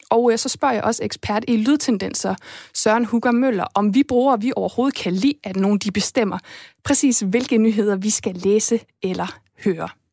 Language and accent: Danish; Esbjerg, Southern Denmark, Denmark; jeg er selv fra Jylland, jeg er fra Esbjerg, det er den der jyske ro